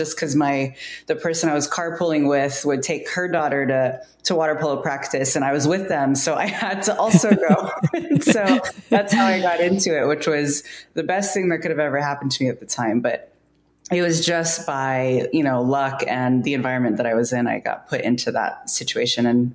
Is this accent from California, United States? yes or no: yes; San Francisco Bay Area, California, United States; also born or lived in San Diego; I grew up here in the Bay Area. I'm a native of the San Francisco Bay Area